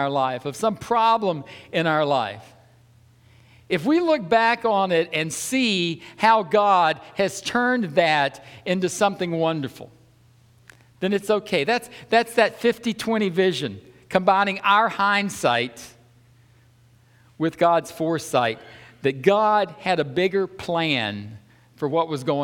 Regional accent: the South, United States; I'm from the South

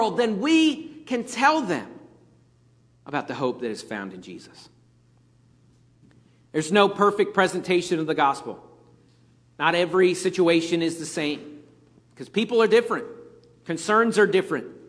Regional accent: Pennsylvania, United States; moved away as an adult; I grew up in Pennsylvania, and at that point, when I left Pennsylvania, they didn't really have Chick-fil-A's up there

